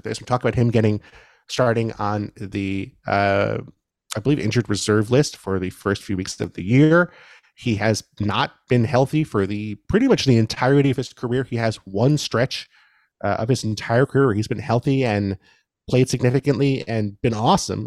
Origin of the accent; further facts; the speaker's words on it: New York City, New York, United States; I grew up in New York City